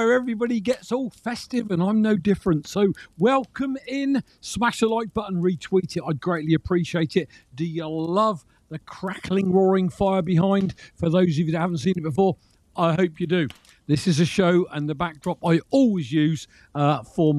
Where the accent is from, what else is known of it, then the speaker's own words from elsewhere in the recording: Reading, South East England, United Kingdom; moved away; my hometown was Reading